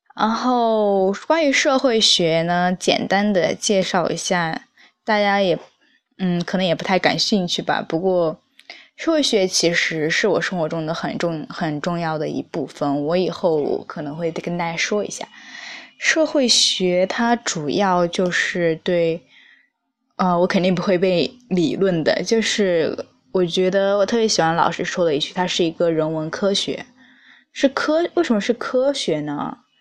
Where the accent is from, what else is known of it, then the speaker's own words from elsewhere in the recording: Hunan, China; moved away as an adult; now in Beijing, China; 在北京生活学习的妹子。但是我不是北京人，我是湖南人，辣妹子